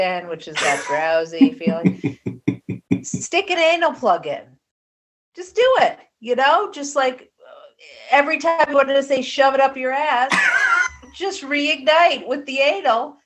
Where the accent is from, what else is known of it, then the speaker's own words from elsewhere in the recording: East Coast, United States; I'm from the East Coast